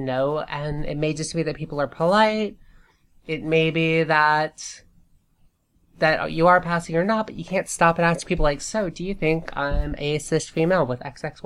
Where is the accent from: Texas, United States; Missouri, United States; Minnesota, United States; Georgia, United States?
Georgia, United States; I grew up in Georgia